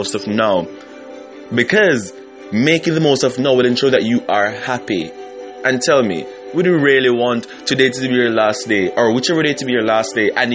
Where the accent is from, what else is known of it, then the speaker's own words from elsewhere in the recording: Jamaica; moved away; my home country in Jamaica